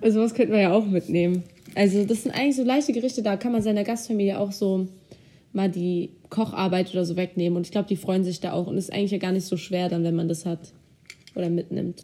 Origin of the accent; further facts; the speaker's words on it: Germany; also born or lived in Turkey; ich komme ja aus zwei Ländern theoretisch, ich bin ja Türkin und Deutsch, also ich lebe in Deutschland, ich bin Türkin